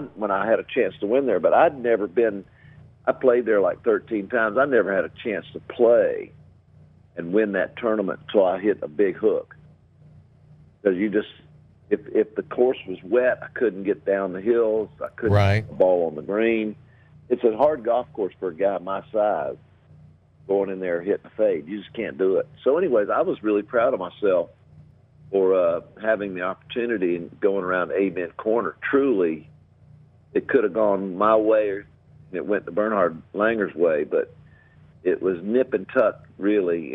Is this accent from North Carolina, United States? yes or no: yes; North Carolina, United States; also born or lived in Georgia; I wanted to go home because uh, I was from North Carolina